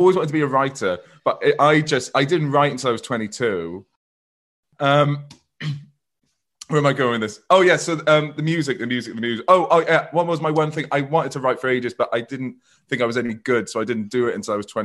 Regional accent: Merthyr Tydfil, Wales, United Kingdom; I'm from Merthyr.

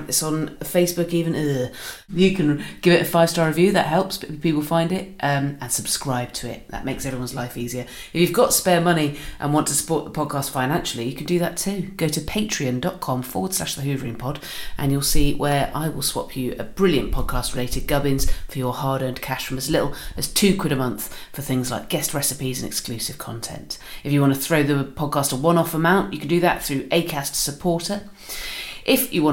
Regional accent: Swanage, South West England, United Kingdom; moved away; I'm from Swanage

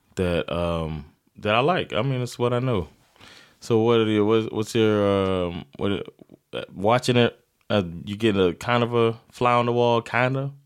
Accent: South Florida, United States; also born or lived in Sweden; now in Stockholm, Sweden; we're from South Florida

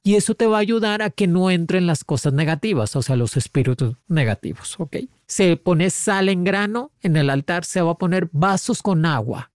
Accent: Cuba; also born or lived in Spain / United States; now in Mexico; me fui de Cuba, me fui lejos, me fui

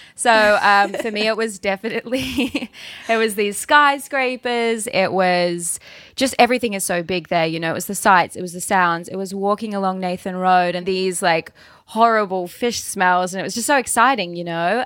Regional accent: Launceston, Tasmania, Australia; accent: Australian; I was born in the northwest of Tasmania and then have lived pretty much my entire life in Launceston, which is the second biggest city in the north

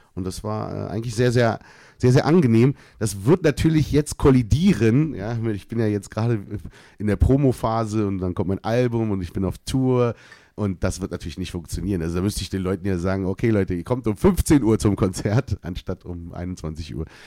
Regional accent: Berlin, Germany; bin ja in Berlin geboren auf meinem deutschen Ausweis

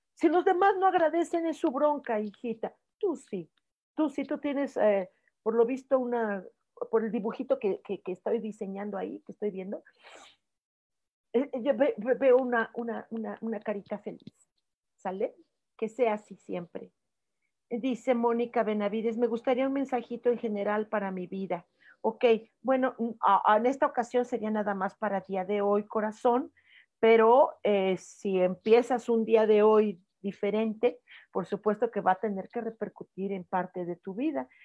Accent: Mexico; los mexicanos somos pelados, somos groseros

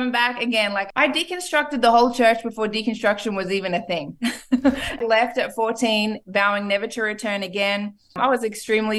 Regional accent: Australia; moved away as an adult; also born or lived in Ipswich, Queensland / Wagga Wagga, New South Wales; now in Miami, United States; I am Australian, born and raised. So is my husband, actually. I was born in Ipswich.

